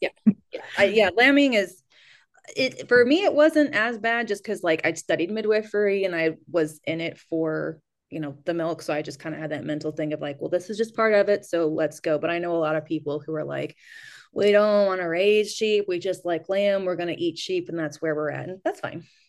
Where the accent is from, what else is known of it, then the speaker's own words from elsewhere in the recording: United States; also born or lived in New Mexico / California; now in Kentucky, United States; I actually grew up in New Mexico and California